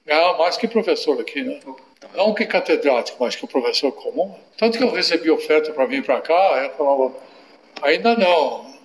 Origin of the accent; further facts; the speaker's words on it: Piracicaba, São Paulo, Brazil; also born or lived in Franca / Itararé / Sorocaba; Você é nasci em Franca. Franca. Mas não morei lá, morei em Sorocaba. Morei em Tararé três anos, depois Sorocaba quatro anos, com sete eu vim para Piracicaba.